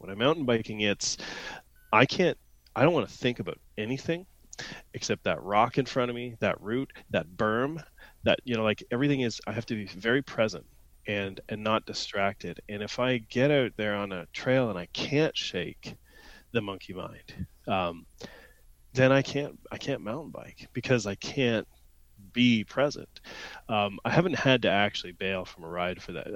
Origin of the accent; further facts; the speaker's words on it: Ontario, Canada; also born or lived in London, Ontario; I grew up in Ontario, but uh, I, was in French immersion in school